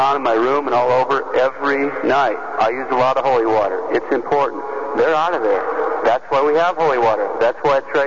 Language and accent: English; Montana, United States; I'm from Montana